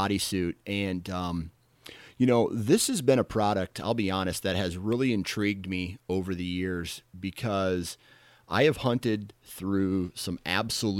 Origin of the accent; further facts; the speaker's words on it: Iowa, United States; I'm from Iowa